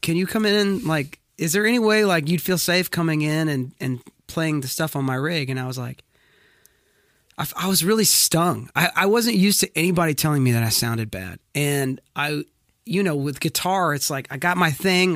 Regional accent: Wilmington, North Carolina, United States; now in Franklin, United States; I was born and raised in Wilmington, North Carolina

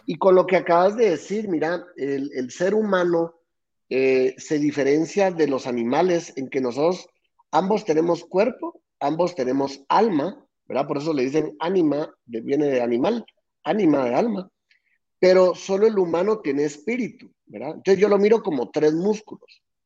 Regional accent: Guatemala City, Guatemala Department, Guatemala; nací aquí en Guate y nací en una familia sumamente emprendedora

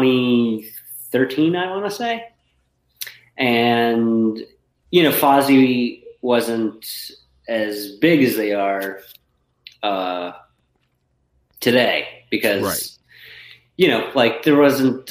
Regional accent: New York, United States; moved away; also born or lived in Connecticut; I grew up in New York, and then we moved to Connecticut

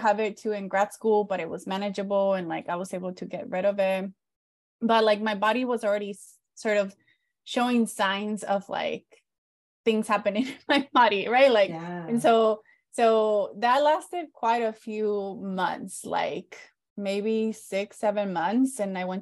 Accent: San Diego, California, United States; also born or lived in Mexico; I was born in Mexico, lived in border town cities, both in Mexico, and then when we moved to San Diego, we lived in San Diego County, grew up undocumented

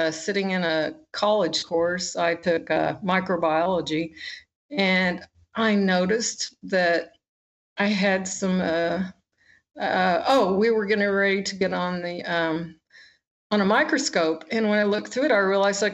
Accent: Oklahoma, United States; I'm from Oklahoma.

